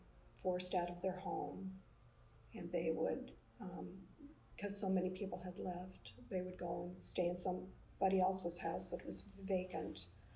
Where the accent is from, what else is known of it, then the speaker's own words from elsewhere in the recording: Curaçao; born there; also born or lived in Netherlands / England / Canada; I'm from all over. I was born in Curacao and moved to...